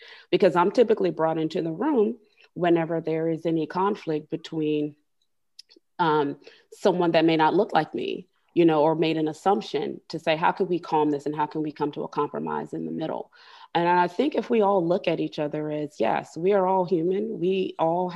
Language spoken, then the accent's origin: English; Miami, Florida, United States; moved away as an adult; now in Birmingham, United States; I grew up in Miami, which is the melting pot, you know, of immigrants.